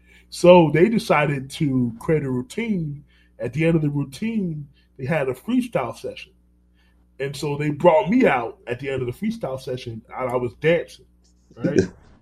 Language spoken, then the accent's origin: English; New York, United States; born there; now in Orlando, United States; I live in Orlando. I'm not going to move to Miami. And then New York. I was born in New York. We left New York for a reason.